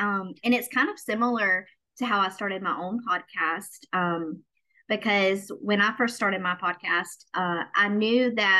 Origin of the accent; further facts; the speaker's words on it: Southern United States, United States; Because I grew up in the South. I grew up in the Bible Belt and a very Christian-based area